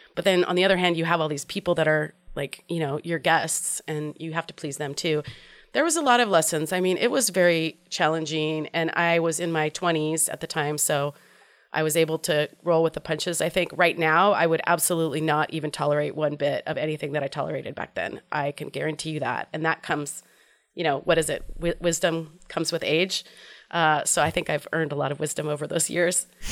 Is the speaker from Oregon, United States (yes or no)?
yes; Portland, Oregon, United States; I grew up in Portland, Oregon.